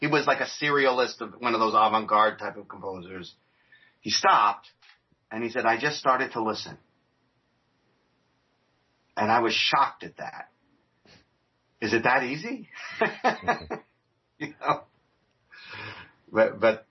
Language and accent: English; New York, United States; I'm from New York